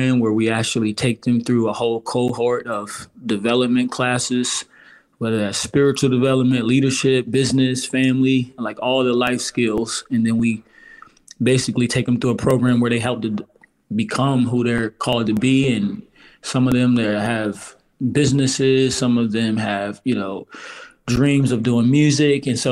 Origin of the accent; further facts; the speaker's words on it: outside of Baltimore, Maryland, United States; I grew up in outside of Baltimore area